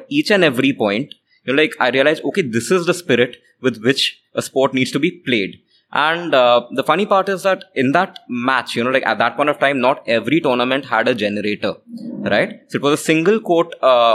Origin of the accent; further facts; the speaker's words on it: Chandigarh, India; also born or lived in Jalpaiguri, West Bengal; I was born in West Bengal. So I was born in Jalpaiguri, West Bengal. But my family moved from West Bengal quite early, like when I was 6 months old. So I was, I've been brought up in Chandigarh.